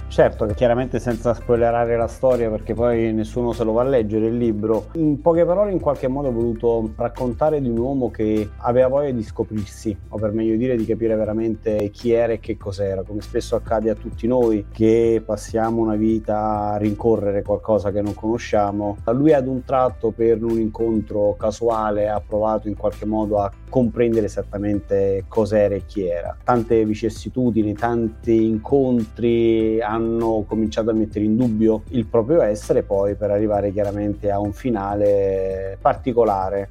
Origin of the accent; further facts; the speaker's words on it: Benevento, Campania, Italy; Io vengo da Benevento